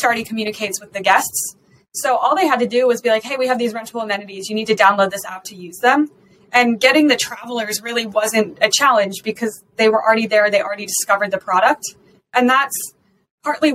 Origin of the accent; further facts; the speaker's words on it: Colorado, United States; I'm also from Colorado, a local female founder